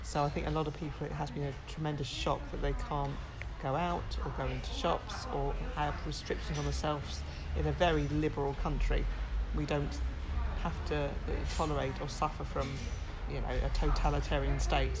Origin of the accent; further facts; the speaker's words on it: Leigh-on-Sea, East of England, United Kingdom; I'm from Leigh on Sea